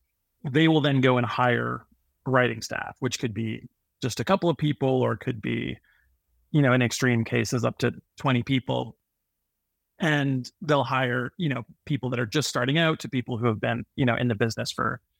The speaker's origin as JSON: {"language": "English", "town": "Toronto", "region": "Ontario", "country": "Canada", "said": "I'm a nobody from Toronto, Canada"}